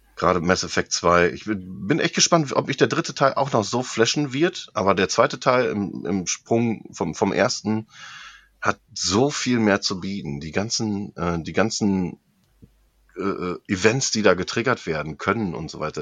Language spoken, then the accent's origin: German; hometown with the Aasee lake, North Rhine-Westphalia, Germany; als ich über die Heimatstadt geflogen bin, so unseren äh, beliebten Aasee